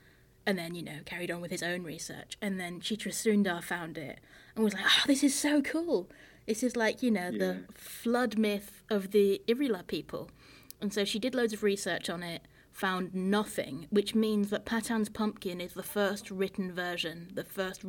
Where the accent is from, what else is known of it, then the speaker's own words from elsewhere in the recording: France; I grew up in France with a British family, and so there was not often... new books in English in our house.